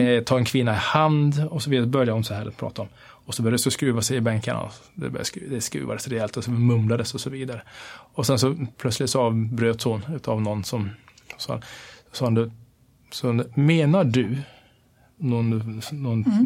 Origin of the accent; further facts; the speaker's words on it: Kiruna, Norrbotten County, Sweden; jag är född och uppvuxen här i Sverige, uppvuxen i Kiruna